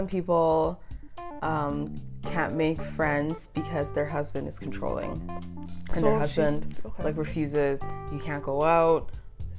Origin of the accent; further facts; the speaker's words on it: Calgary, Alberta, Canada; English is a second language; also born or lived in Congo / Uganda; I was basically born here. I started kindergarten here.